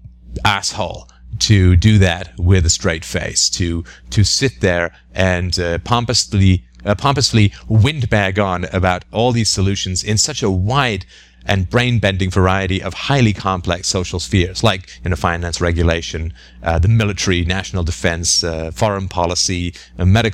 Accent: England, United Kingdom; maybe it's because I grew up in England

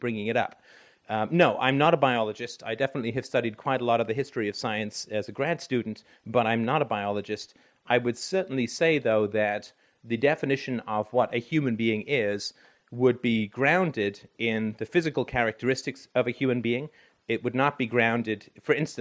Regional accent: Canada; I'm from Canada

